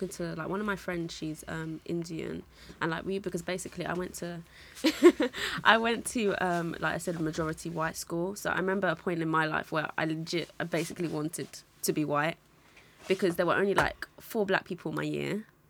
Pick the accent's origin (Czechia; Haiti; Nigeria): Nigeria; now in London, United Kingdom; for me, I'm Nigerian, so I haven't come from that like direct background, but like living in London or living in England, I've seen that a lot as well.